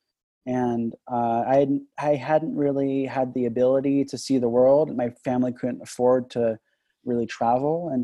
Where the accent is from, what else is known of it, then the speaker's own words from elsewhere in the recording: Los Angeles, California, United States; moved away; also born or lived in Boston; I grew up in Van Nuys, California